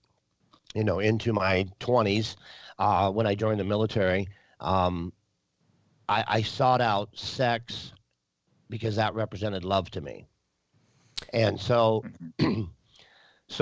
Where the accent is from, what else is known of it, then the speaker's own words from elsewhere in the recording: Wisconsin, United States; also born or lived in North Dakota; I was born in North Dakota, and I lived most of my life in Wisconsin